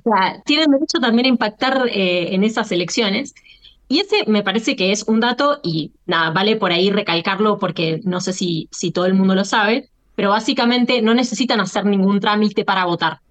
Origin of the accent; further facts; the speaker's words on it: Argentina; yo me siento argentina antes que descendiente de libaneses o españoles